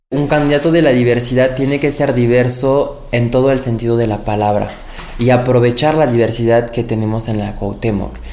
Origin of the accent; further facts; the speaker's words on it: France; now in Mexico City, Mexico; Nací en Francia, pero soy orgullosamente mexicano por convicción